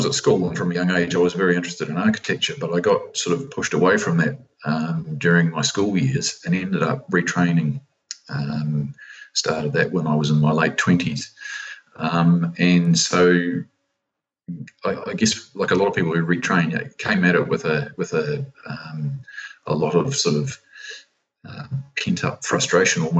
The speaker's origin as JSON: {"language": "English", "town": "Christchurch", "region": "Canterbury", "country": "New Zealand", "tie": "born or raised there", "said": "I was born and raised in Christchurch"}